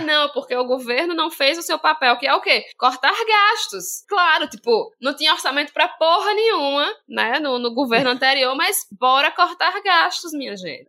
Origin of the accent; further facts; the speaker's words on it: Northeast Region, Brazil; eu sou nordestina